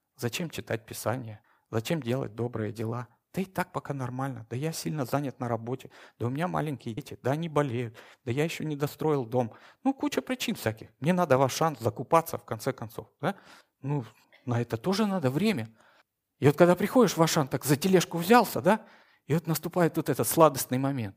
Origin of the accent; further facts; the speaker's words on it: Moscow, Russia; Я утомленный москвич.